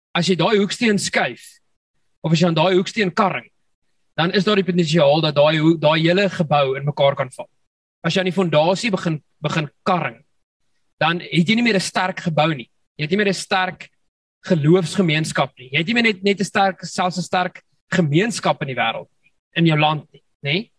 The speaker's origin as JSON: {"language": "Afrikaans", "country": "South Africa", "said": "ons Afrikaners"}